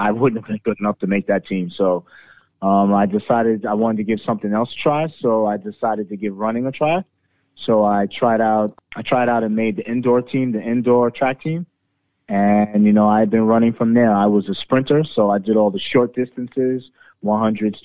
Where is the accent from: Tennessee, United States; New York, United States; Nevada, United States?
New York, United States; New York City; also born or lived in Queens, New York; I was born and raised a Brooklynite, lived there the majority of my life